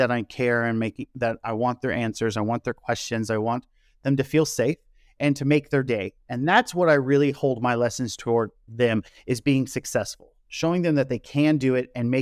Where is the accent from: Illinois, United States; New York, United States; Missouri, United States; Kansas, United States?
Kansas, United States; moved away as an adult; also born or lived in South Korea; I am from the Midwest in Kansas in the United States